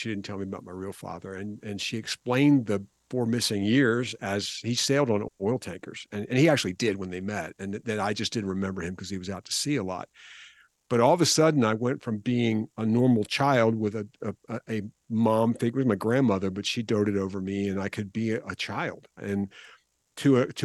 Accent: Philadelphia, Pennsylvania, United States; I'm from the Philadelphia area, and we start school a little bit later than they do in the South

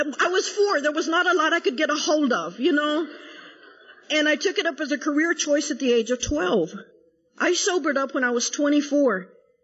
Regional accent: San Angelo, Texas, United States; moved away as an adult; now in Dallas, United States; I was born and raised in San Angelo, Texas

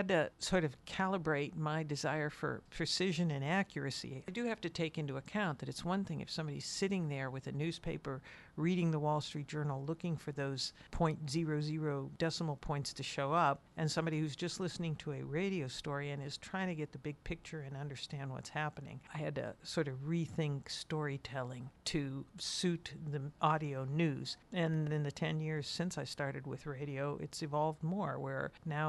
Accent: Youngstown, Ohio, United States; I grew up in Youngstown

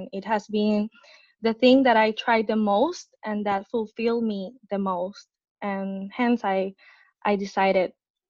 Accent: San Juan, Puerto Rico; I was born and raised in San Juan, Puerto Rico

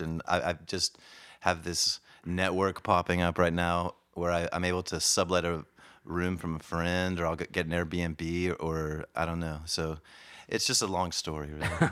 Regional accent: Oklahoma, United States; moved away as an adult; also born or lived in Kansas City / Wilmington, Delaware; Moved to Oklahoma when I was about six months old, and then we we got transferred out to Wilmington, Delaware. So I, I went to grade school for about four years in Delaware. Then we got transferred back to Oklahoma

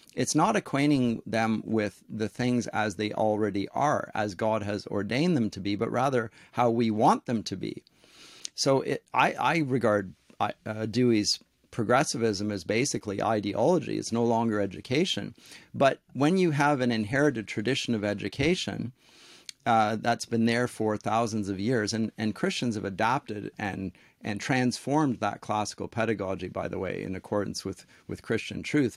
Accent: Canada; also born or lived in Durham, England; I'm a Canadian

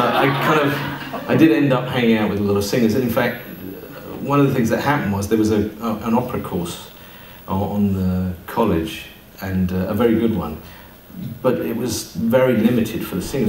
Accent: East Sussex, South East England, United Kingdom; I came from the East. far, far east. Um, east Sussex

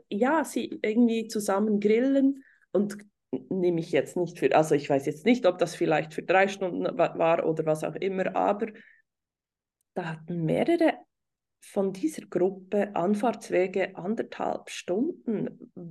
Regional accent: Switzerland; hier bei uns in der Schweiz

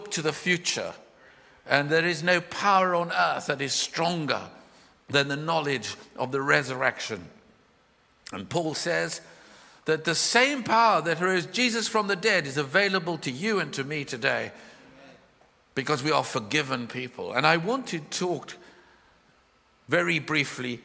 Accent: South Africa; I was born in South Africa

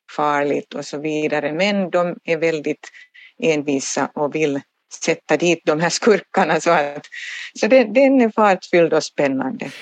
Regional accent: Turku, Southwest Finland, Finland; jag är själv Åbobo och, och har alltid bott här i Åbo

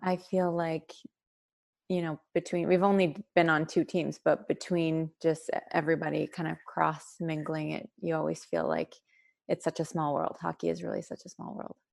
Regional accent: Sudbury, Ontario, Canada; moved away as an adult; also born or lived in Ottawa, Canada; now in Ohio, United States; I grew up in Sudbury, Ontario, um, born and raised there.

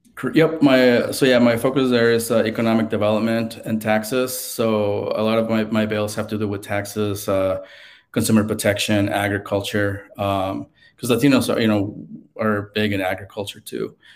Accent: Mexico City, Mexico; now in United States; I got to grow up there

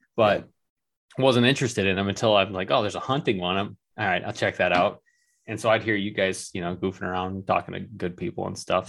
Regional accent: Michigan, United States; also born or lived in New York City; we're from Michigan, um, missing home.

